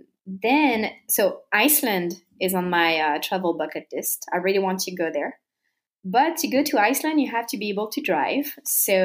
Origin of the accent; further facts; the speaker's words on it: suburbs of Paris, Île-de-France, France; moved away as an adult; also born or lived in Bordeaux; now in Ohio, United States; I was born and raised in the suburbs of Paris